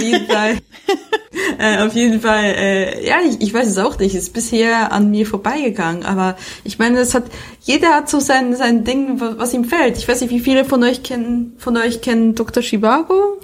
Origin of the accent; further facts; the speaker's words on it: Switzerland; moved away; das Leben als Auslandschweizerin